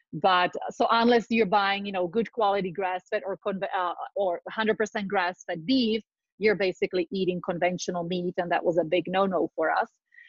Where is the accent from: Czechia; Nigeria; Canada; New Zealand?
Czechia; born there; So I was born in Czechoslovakia during deep communism, just starting on a light note. But what I want to say that I come from farming families.